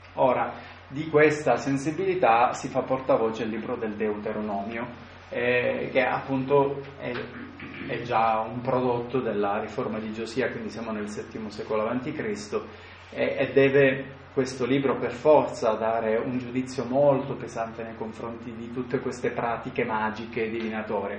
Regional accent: Sicily, Italy; io vengo dalla Sicilia.

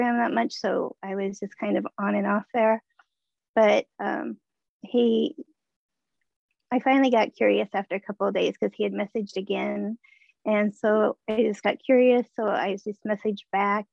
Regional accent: Omaha, Nebraska, United States; I'm from Omaha, Nebraska.

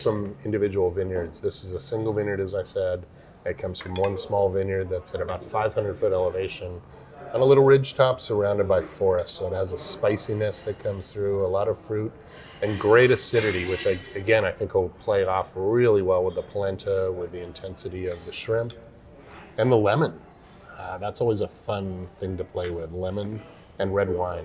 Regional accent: California, United States; I grew up in Lake Tahoe, up in the mountains uh, mm-hmm. of California

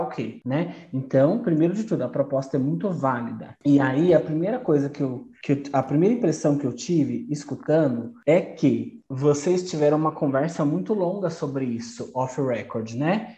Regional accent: Brazil; eu sou brasileira

